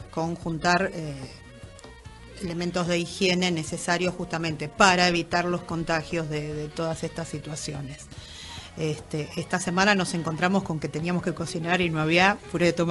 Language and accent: Spanish; Moreno, Buenos Aires Province, Argentina; la mayoría somos de Moreno, tenemos algunos